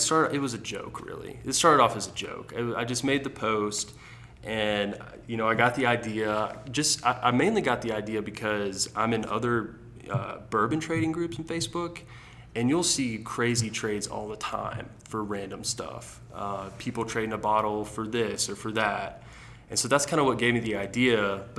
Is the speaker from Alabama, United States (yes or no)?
yes; Alabama, United States; Yeah, so like I was telling you earlier, you know, growing up in the South, football is like the sport that everybody's playing. Basketball is not so big down there. You know, especially in Ala